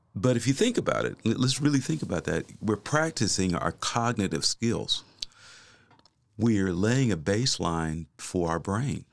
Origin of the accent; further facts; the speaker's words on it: Kansas City, United States; moved away as an adult; also born or lived in Oklahoma; I am originally from Kansas City.